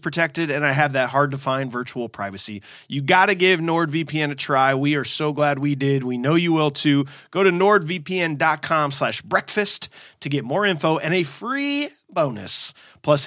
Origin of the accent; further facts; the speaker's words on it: St. Louis, Missouri, United States; moved away; I was born and raised in St. Louis